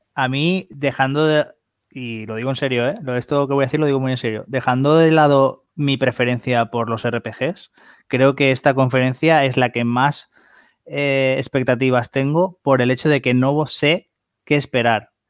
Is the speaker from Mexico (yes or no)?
no; Spain; somos de España